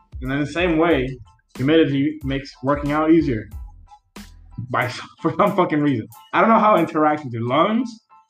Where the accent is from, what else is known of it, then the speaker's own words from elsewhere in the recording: Miami, Florida, United States; moved away as an adult; I'm from Miami. Grew up there. Fucking half Dominican, half Nicaraguan.